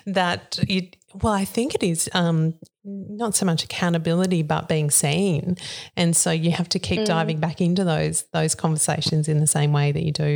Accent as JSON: {"language": "English", "area": "Murwillumbah", "region": "New South Wales", "country": "Australia", "tie": "born or raised there", "said": "I kind of grew up around that area, so went to high school and primary school in Moolumbah."}